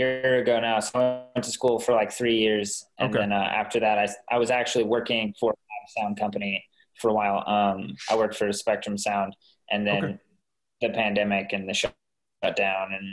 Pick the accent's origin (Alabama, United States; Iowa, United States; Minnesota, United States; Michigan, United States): Minnesota, United States; northern; moved away; I'm originally from the top of Minnesota